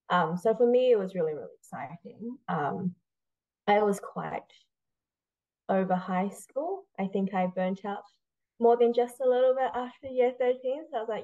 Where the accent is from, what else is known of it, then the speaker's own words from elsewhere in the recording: Wellington, New Zealand; moved away as an adult; also born or lived in China / Otago; now in Auckland, New Zealand; I immigrated with my parents from China to Wellington back in 2002, and that's where I grew up. Didn't leave until I was 18